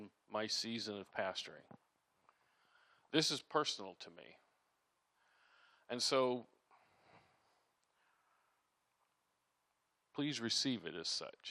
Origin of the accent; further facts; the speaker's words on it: Iowa, United States; I grew up in Iowa as a kid